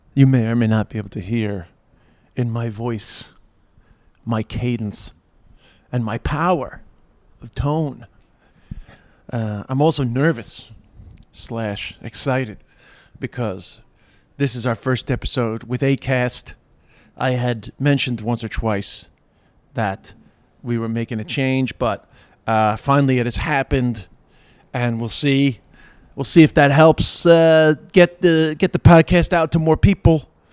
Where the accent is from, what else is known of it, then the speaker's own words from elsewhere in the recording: New York, United States; moved away as an adult; I've moved back to the United States in the last five years, 'cause I'm from New York originally